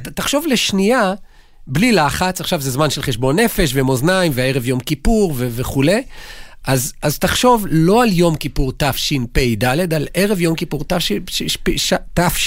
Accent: Jerusalem, Jerusalem District, Israel; אני ירושלמי

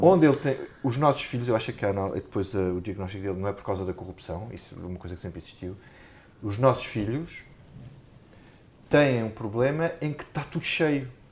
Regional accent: Alentejo, Portugal; eu sou alentejano

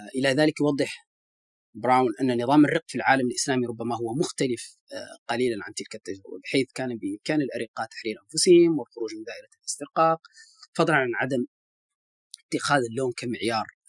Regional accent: Mauritania; بصفتي موريتاني

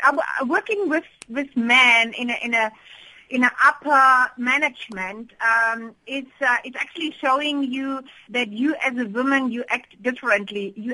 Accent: Germany; English is a second language; moved away as an adult; now in South Africa; I'm calling from Germany, but I live in South Africa for almost 20 years, and I'm doing business in both worlds.

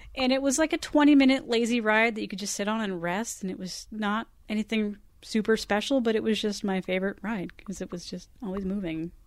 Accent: Southern California, United States; I grew up in Southern California here and went to Disneyland as a child

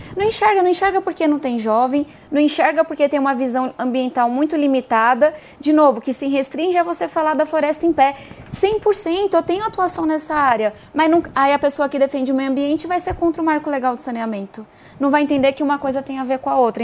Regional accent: São Paulo, Brazil; Eu sou de São Paulo e muito orgulhosa, né, da nossa terra

